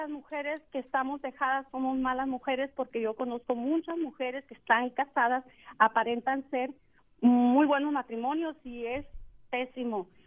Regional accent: Mexico; moved away as an adult; now in United States; yo también soy una mujer que me vine de México, dejé a mi, al padre, mis hijos, porque nunca fue un hombre que nos sacó adelante, luchó por nosotros. Yo me vine a Estados Unidos

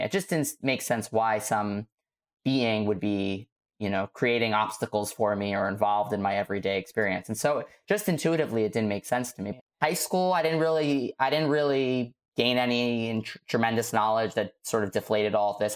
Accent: New York City, New York, United States; I was growing up in Staten Island

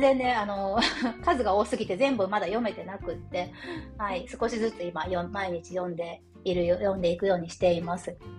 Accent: Japan; moved away; 日本に帰国する

